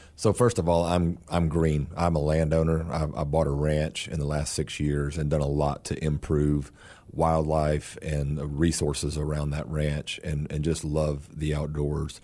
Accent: South Texas, United States; I'm from South Texas. and, uh, was born and raised

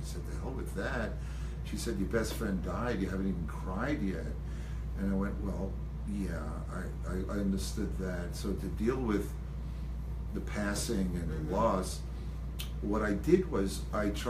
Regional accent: Long Island, New York, United States; I grew up on Long Island

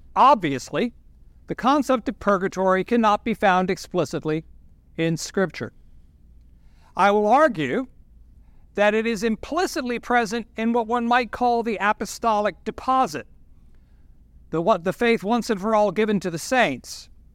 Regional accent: Norfolk, Virginia, United States; moved away as an adult; now in Washington, DC, United States; I'm from Norfolk. I'm a proud nineteen sixty-nine graduate of Great Bridge High School.

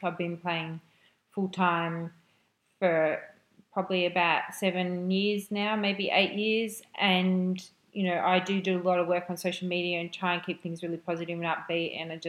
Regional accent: Melbourne, Victoria, Australia; It's in my hometown, obviously. I love playing here in Melbourne

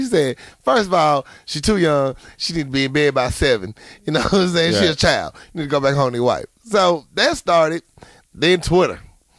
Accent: Philadelphia, Pennsylvania, United States; Y'all might need to know that I'm from Philly and don't mess with her.

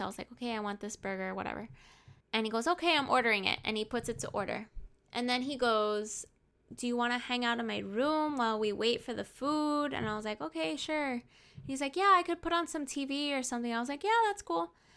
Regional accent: Hialeah, Florida, United States; I'm from Hialeah

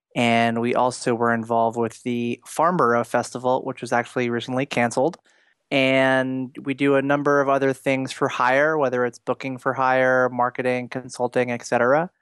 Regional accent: New York City, New York, United States; my hometown of New York City

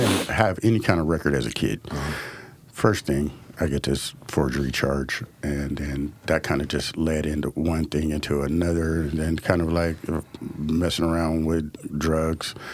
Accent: Portland, Oregon, United States; I'm African American, growing up in the city of Portland

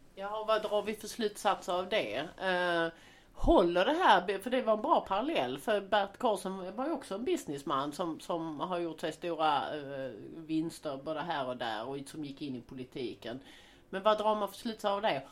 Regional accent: Sweden; som svensk

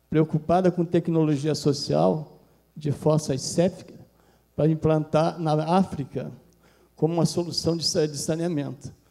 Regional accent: Brazil

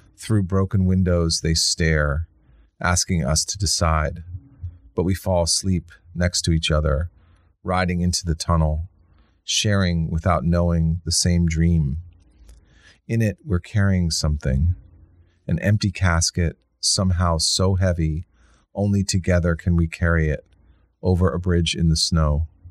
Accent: Washington, District of Columbia, United States; I grew up in Washington D.C.

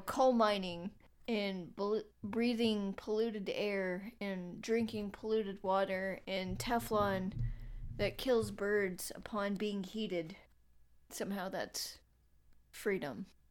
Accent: North Carolina, United States; I'm from North Carolina

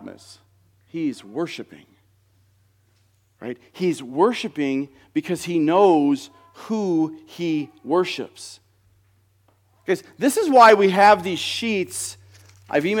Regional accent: United States; as American Christians

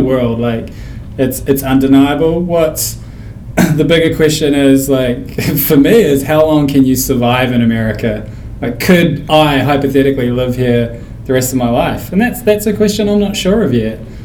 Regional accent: New Zealand; moved away as an adult; now in United States; growing up in New Zealand

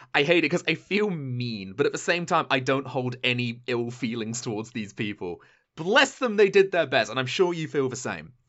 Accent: United Kingdom; being a British person

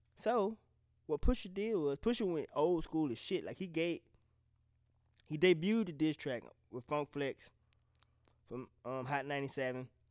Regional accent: the South, United States; I'm from the South.

